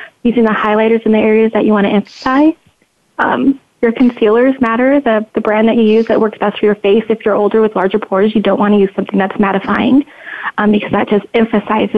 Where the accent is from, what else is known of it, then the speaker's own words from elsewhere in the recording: Nebraska, United States; moved away; also born or lived in Reno, Nevada; I am originally from Nebraska, Reno, Nevada, as well.